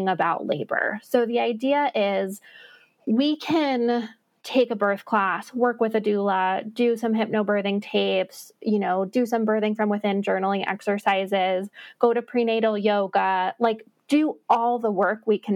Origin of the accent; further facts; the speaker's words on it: New York City, New York, United States; now in Salt Lake City, United States; I grew up in New York City, and New York City Marathon Day is just like my favorite